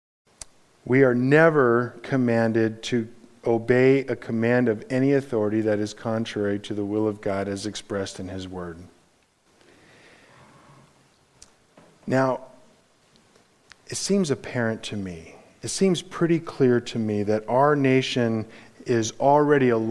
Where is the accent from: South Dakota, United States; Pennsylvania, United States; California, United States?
California, United States; Los Angeles; I grew up in Los Angeles.